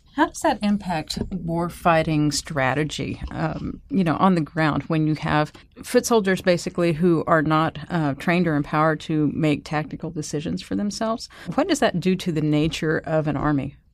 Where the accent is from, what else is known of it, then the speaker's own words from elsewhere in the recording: United States; as Americans